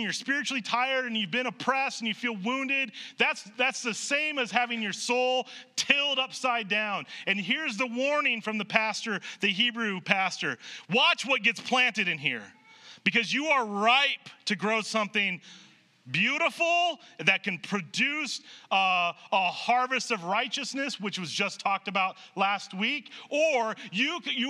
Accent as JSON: {"language": "English", "region": "Nebraska", "country": "United States", "tie": "born or raised there", "said": "I grew up in Nebraska"}